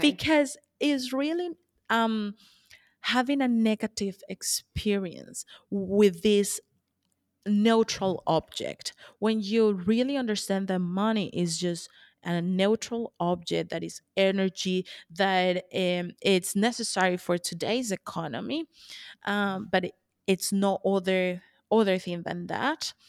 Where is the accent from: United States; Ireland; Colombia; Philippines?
Colombia; moved away; I'm from, I'm originally from Colombia